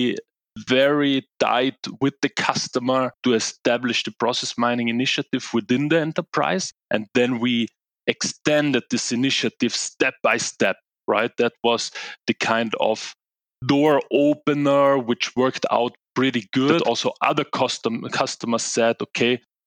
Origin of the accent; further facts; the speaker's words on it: Italy; moved away as an adult; now in Munich, Germany; I'm originally from Italy.